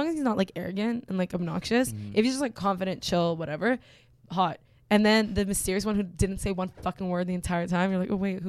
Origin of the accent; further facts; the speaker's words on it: Canada; It's because I'm Canadian